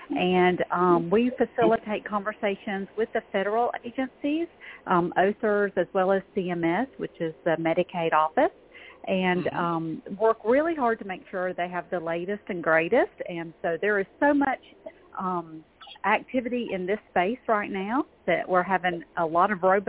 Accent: Georgia, United States; I'm from Georgia.

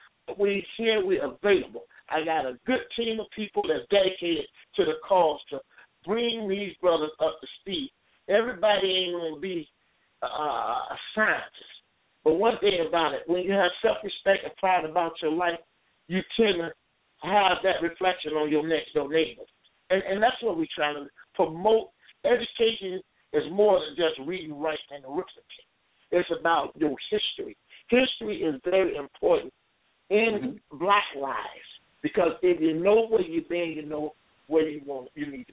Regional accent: Chicago, Illinois, United States; growing up in Cabrini Green

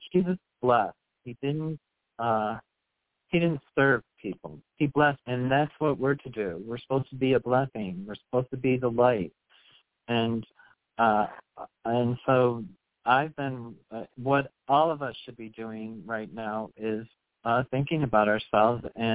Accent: United States; I grew up in the United States, and I have a sister who's interracially married

